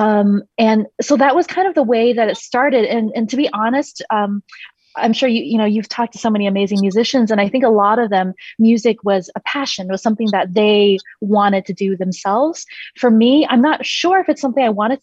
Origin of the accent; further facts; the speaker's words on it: China; I was born in China in the year 1985. And I was raised by very, very conservative, traditional Chinese, obviously, classical musician parents